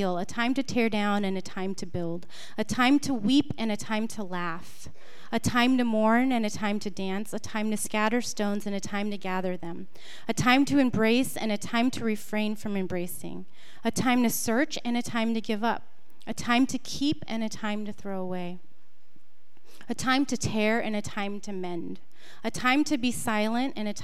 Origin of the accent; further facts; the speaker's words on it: San Jose, California, United States; I come from San Jose, which is about an hour from here